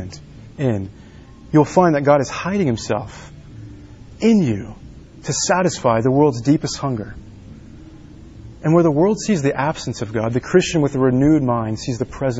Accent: Dallas, Texas, United States; now in Washington, United States; I grew up in Texas, Dallas, Texas, outside of Dallas.

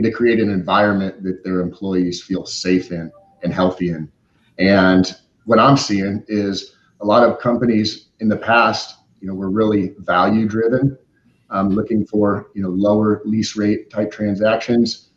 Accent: Omaha, Nebraska, United States; moved away as an adult; also born or lived in Arizona; now in San Diego, United States; I grew up in the Midwest, Omaha, Nebraska

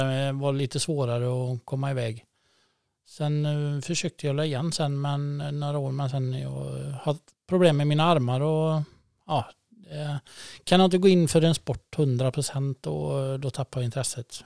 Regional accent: Falkabo, Västra Götaland, Sweden; also born or lived in Tidaholm; när jag var sex månader tror jag så drog vi till Folkabo sen och jag har aldrig kommit därifrån

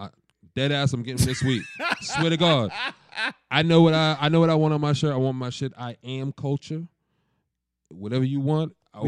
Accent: Boston, Massachusetts, United States; I'm from Boston.

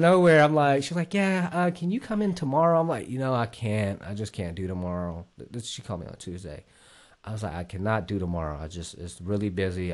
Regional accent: Columbus, Ohio, United States; also born or lived in Vietnam; I'm actually from Ohio, like, Columbus, Ohio.

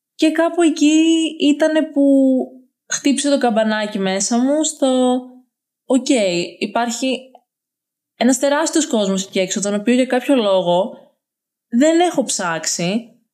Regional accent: Larissa, Thessaly, Greece; Σήμερα είμαι 20 χρονών, μεγάλωσα στη Λάρισα

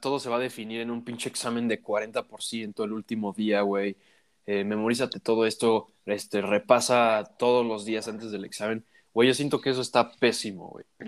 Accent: Mexico; tú y yo somos mexicanos

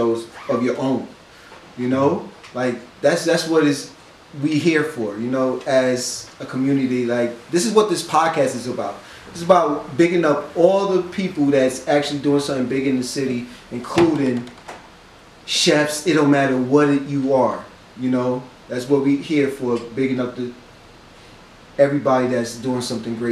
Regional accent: New York City, New York, United States; For a black man in New York, growing up in New York?

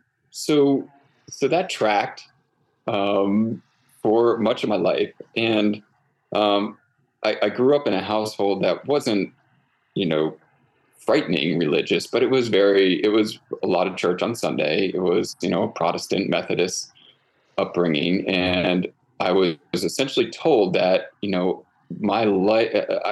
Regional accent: Connecticut, United States; moved away as an adult; also born or lived in Central Coast of California; now in California, United States; I grew up in Connecticut

